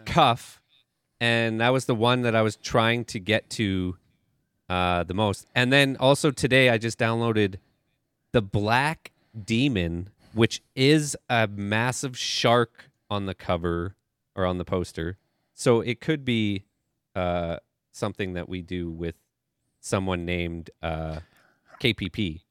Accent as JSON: {"language": "English", "town": "Calgary", "region": "Alberta", "country": "Canada", "said": "I'm from Calgary"}